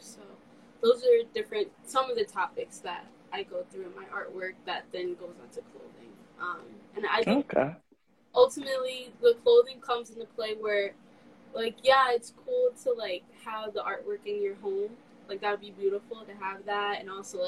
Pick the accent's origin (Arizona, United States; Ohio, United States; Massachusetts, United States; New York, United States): New York, United States; New York City; I'm from New York. I'm born and raised in Queens